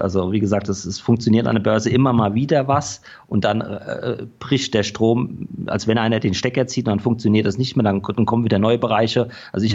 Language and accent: German; Rhenish Hesse, Rhineland-Palatinate, Germany; also born or lived in Düsseldorf; Ich komme aus Rheinhessen, man hört es vielleicht auch noch etwas an meinem Akzent